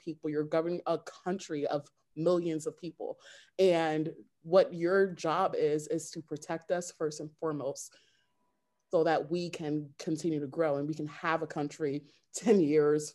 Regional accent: United States; I'm from the United States of America

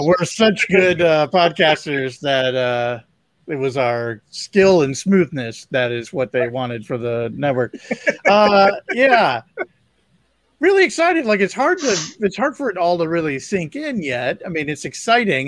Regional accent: Ohio, United States; now in Mississippi, United States; my hometown mm. in Ohio

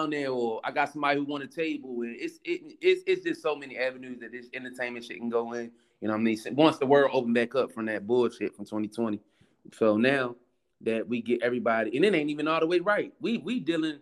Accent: North Carolina, United States; moved away; also born or lived in Baltimore / DC area; I was raised in North Carolina. So when I got here and started hanging out in between DC and Baltimore

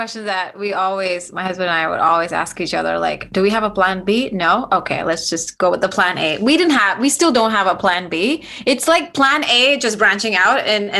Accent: India; accent: Indian; English is a second language; I had a very thick Indian accent because I felt so insecure and absolutely not confident at all because of the way I speak, the way I look.

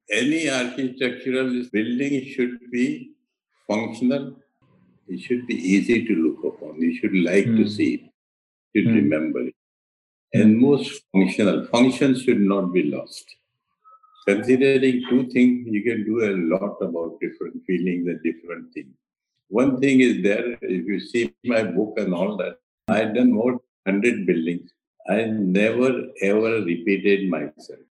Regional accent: Ahmedabad, Gujarat, India; moved away; also born or lived in Delhi / Mumbai; I was born in Ahmedabad, it is in Gujarat, which is mm. historic

